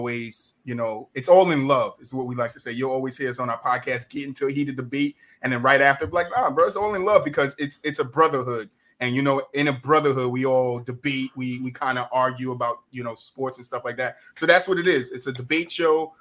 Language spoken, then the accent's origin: English; New Jersey, United States; accent: New Jersey; I'm from New Jersey.